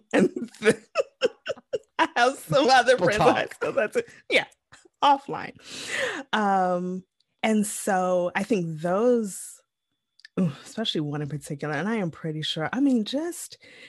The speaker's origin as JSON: {"language": "English", "region": "Midwest", "country": "United States", "tie": "born or raised there", "said": "growing up in the Midwest suburbs"}